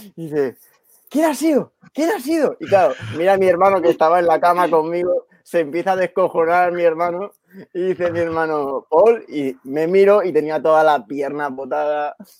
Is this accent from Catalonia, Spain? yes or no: yes; Badalona, Catalonia, Spain; De, de Badalona soy, justo, aquí al lado